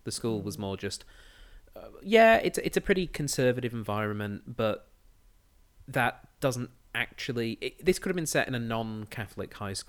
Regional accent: England, United Kingdom; now in Australia; Yes, I'm from the England.

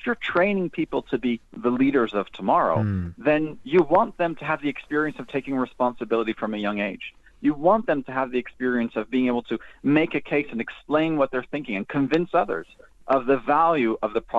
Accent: France; moved away; also born or lived in United States; I'm from the States originally, but I was raised in France.

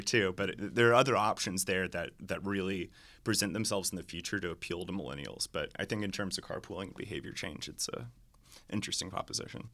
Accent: Atlanta, Georgia, United States; moved away as an adult; I grew up in Atlanta, um, left in two thousand eight and returned

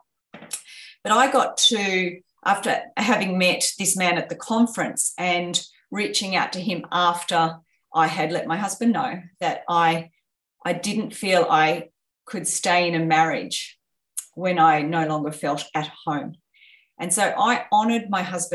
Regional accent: Australia; growing up in Australia where we have a very comfortable life

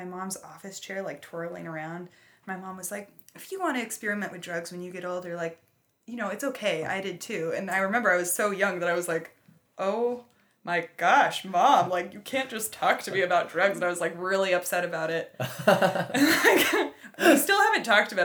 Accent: Boulder, Colorado, United States; now in San Diego, United States; I am from Boulder, Colorado

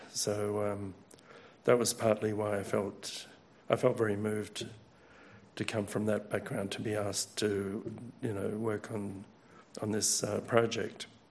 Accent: Australia; as an Australian, I know the significance of Gallipoli

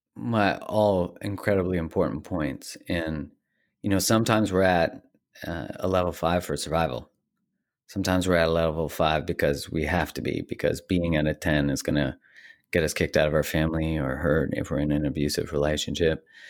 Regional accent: Calgary, Alberta, Canada; I grew up in Calgary, Canada

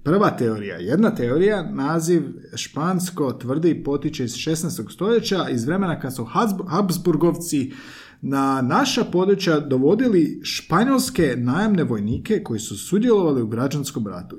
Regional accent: Belišće, Osijek-Baranja County, Croatia; now in Zagreb, Croatia; Ja sam iz Belišća i tamo nema kvartova.

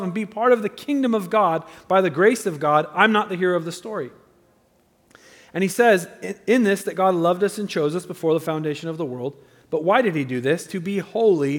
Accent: United States; I love being an American

